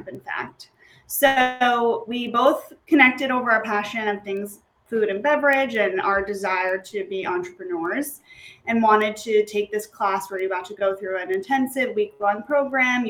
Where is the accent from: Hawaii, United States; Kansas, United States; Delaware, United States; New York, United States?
New York, United States; I'm from New York